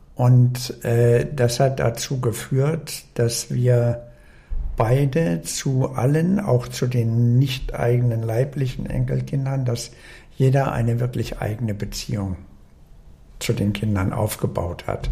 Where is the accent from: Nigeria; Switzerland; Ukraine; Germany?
Germany; Braunschweig, Lower Saxony; moved away as an adult; also born or lived in Leipzig / Berlin; now in Bremen, Germany; dann in Braunschweig zur Schule gegangen und Studium gemacht